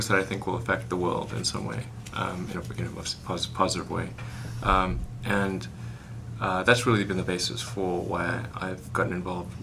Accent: South Africa; When I was growing up in South Africa

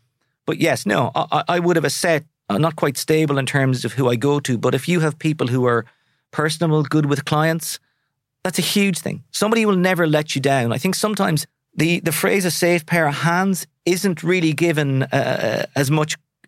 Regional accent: Sligo, Connacht, Ireland; I'm from Sligo. I'll always say, I mean, I'm hugely proud Sligo man. It'll always be home, but I'll never necessarily live there.

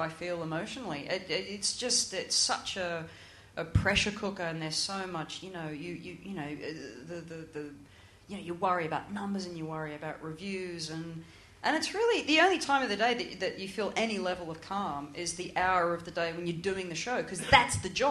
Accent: Australia; moved away; growing up in Australia

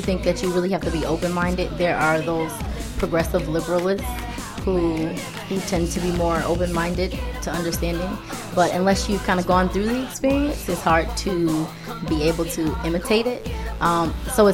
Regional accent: Michigan, United States; I'm originally from Michigan, originally

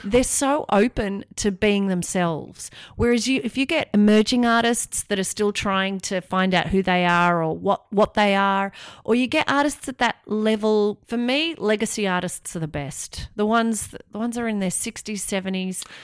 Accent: Australia; moved away as an adult; also born or lived in London; I was obviously from Australia

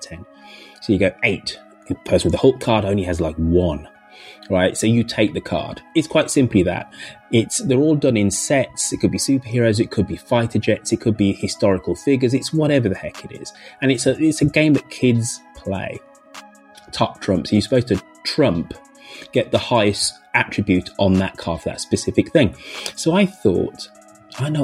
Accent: United Kingdom; I'm acutely aware I'm socialized in Britain

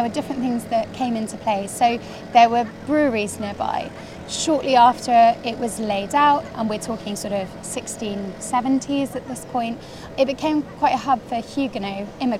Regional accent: London, United Kingdom; I grew up in London

